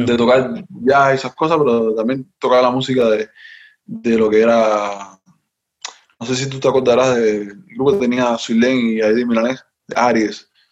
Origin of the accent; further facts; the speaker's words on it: Havana, Cuba; moved away; Yo soy de La Habana, yo soy de La Habana, yo, yo no, bueno, yo nací, toda mi familia es ahí de, de ahí